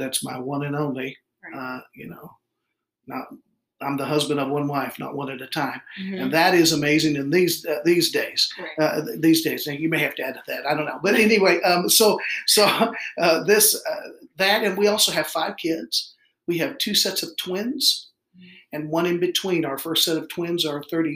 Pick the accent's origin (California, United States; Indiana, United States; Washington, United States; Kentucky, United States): Kentucky, United States; moved away as an adult; also born or lived in Mount Clemens, Michigan / Arkansas; I was born in Mount Clemens, Michigan, and raised in Kentucky.